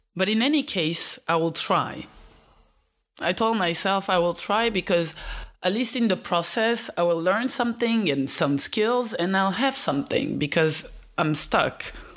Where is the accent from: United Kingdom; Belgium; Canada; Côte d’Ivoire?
Belgium; also born or lived in Eastern Africa; I was born in Eastern Africa and raised in Belgium.